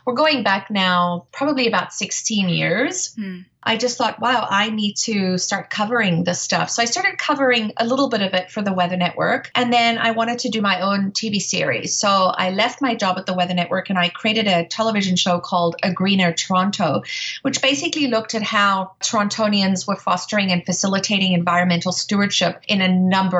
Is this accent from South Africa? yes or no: yes; South Africa; moved away; I grew up in South Africa, and I was very privileged as a young child to go to safari